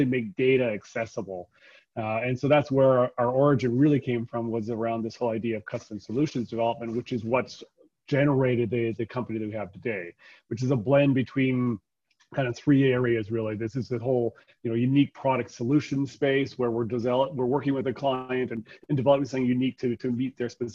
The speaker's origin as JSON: {"language": "English", "town": "Calgary", "region": "Alberta", "country": "Canada", "tie": "born or raised there", "also_born_or_lived": "Vancouver", "said": "I'm born and bred in Calgary"}